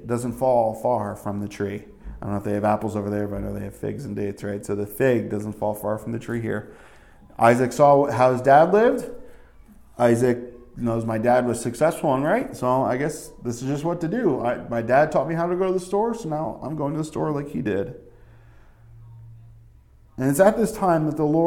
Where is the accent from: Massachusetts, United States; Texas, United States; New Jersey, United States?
New Jersey, United States; moved away; also born or lived in New York City / upstate New York; When we grew up in Jersey